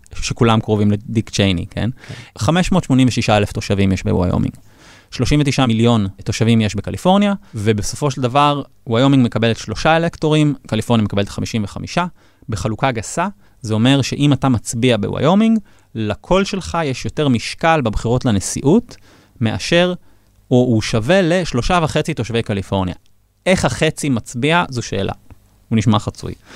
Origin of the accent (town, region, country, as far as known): Israel